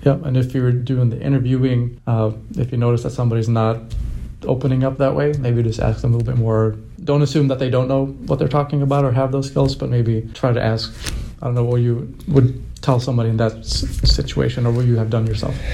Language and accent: English; Sweden; I'm from Sweden, and the Swedish culture is not to really brag about yourself